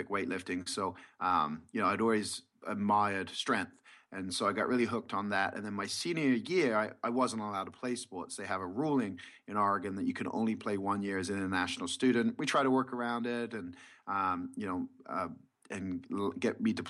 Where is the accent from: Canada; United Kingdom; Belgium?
United Kingdom; England; now in United States; I grew up in England, and I grew up playing the sport of basketball.